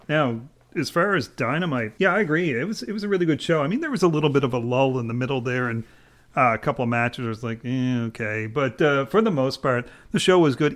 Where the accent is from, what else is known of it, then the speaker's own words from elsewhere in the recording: Canada; as a Canadian